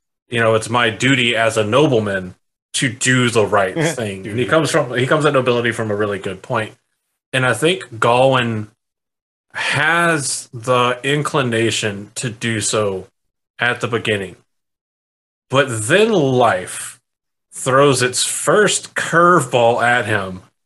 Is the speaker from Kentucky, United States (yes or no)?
no; South Carolina, United States; I grew up in South Carolina.